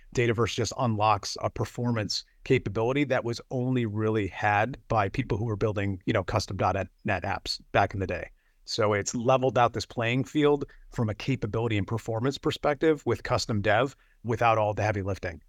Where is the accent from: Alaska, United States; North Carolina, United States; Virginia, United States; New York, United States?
New York, United States; Buffalo; I am from Buffalo, New York